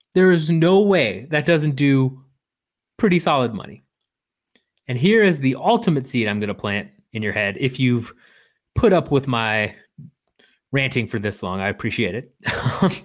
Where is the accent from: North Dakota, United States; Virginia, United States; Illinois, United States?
Illinois, United States; Where I grew up in Illinois